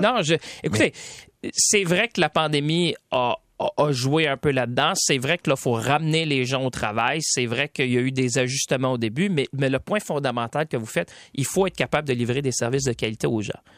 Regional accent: Quebec, Canada; ici chez nous au Québec.

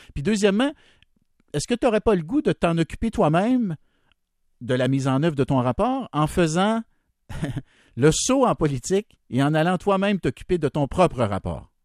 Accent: Berthier, Quebec, Canada; je, viens d'un ben petit milieu rural, il n'y avait pas d'aréna, même quand j'ai grandi à Berthier à côté

